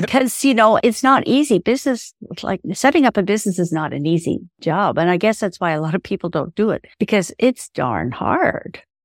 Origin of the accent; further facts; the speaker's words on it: Ireland; I'm Irish